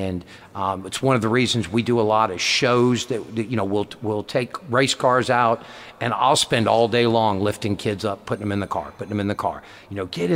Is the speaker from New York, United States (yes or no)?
no; Southern California, United States; moved away; growing up in Southern California.